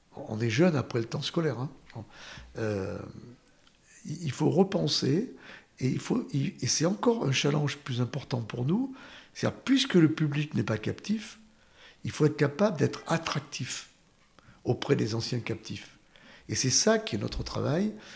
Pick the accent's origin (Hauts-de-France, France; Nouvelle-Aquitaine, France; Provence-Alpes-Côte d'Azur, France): Nouvelle-Aquitaine, France; Saint-Bonnet-l'Enfantier; c'est dans le village de mon enfance, à Saint-Bonnet-l'Enfantier